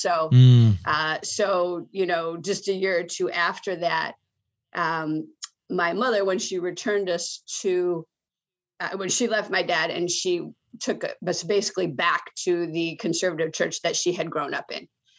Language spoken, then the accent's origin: English; Michigan, United States; I grew up largely in Michigan. Let's just leave it at that. I don't have the most stable childhood. I lived 11 places by the time I was 12, but most of those were in Michigan. I was born in Michigan